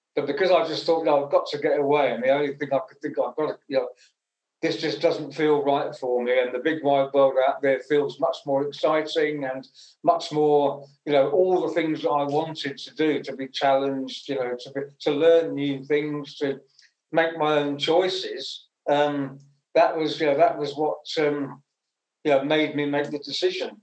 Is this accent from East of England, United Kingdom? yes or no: yes; Essex, East of England, United Kingdom; I was born in Essex, and um, I went to a comprehensive school when I was 11